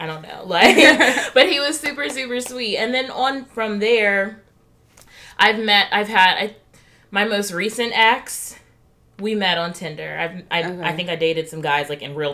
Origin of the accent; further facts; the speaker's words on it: Alabama, United States; moved away; I'm from Alabama originally